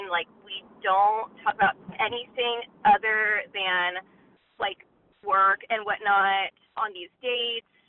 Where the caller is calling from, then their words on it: Orange County, California, United States; I'm calling from Orange County, California.